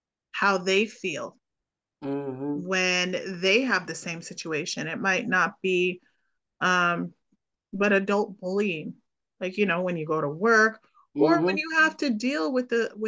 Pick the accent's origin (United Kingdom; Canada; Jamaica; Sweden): Jamaica; born there; I was born in Jamaica. So